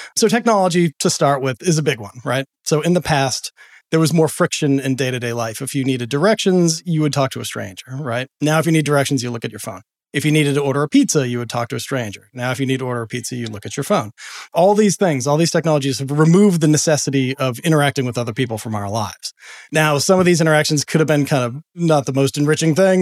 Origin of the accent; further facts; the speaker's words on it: Boston, Massachusetts, United States; I grew up in Boston